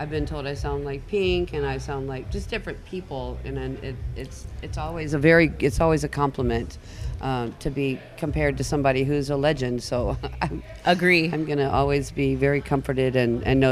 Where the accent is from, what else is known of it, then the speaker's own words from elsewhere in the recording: Corpus Christi, Texas, United States; moved away as an adult; also born or lived in Phoenix, Arizona; I grew up in Cal Allen